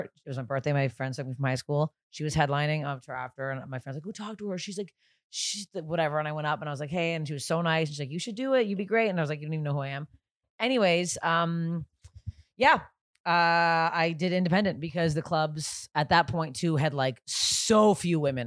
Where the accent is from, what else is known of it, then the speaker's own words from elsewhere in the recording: Canada; I'm Canadian, I go by Canadian temperature